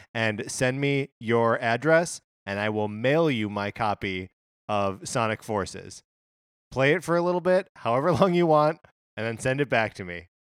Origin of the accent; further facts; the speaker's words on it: Wisconsin, United States; also born or lived in Illinois; now in Los Angeles, United States; growing up in Wisconsin